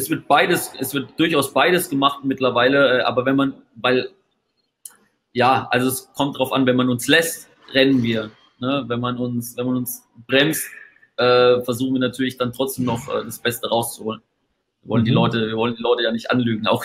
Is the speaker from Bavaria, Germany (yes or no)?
yes; Bavaria, Germany; wenn es dann um die Wurscht geht im, im Webinar, wie wir so schön bei uns in Bayern sagen, dann habe ich das auch dabei, um die Wurst.